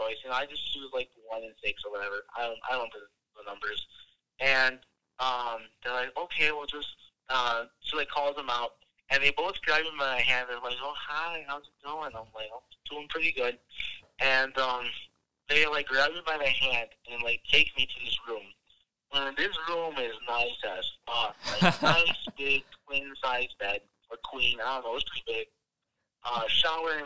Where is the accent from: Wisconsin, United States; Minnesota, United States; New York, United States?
Wisconsin, United States; I'm from Wisconsin